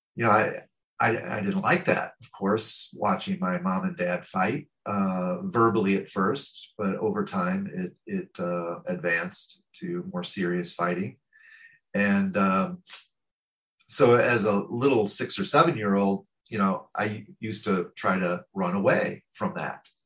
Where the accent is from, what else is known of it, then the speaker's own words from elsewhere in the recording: St. Louis, Missouri, United States; I'm American. I was born in the Midwest of the United States um, in a city called St. Louis